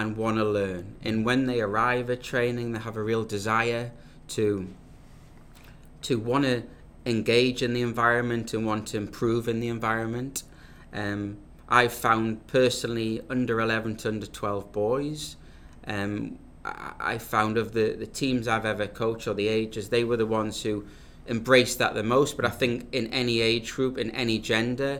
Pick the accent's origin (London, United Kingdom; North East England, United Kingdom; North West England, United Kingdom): North East England, United Kingdom; Newcastle upon Tyne; moved away as an adult; also born or lived in Nottingham / New Jersey; now in North Carolina, United States; I am obviously from Newcastle, England, Northeast England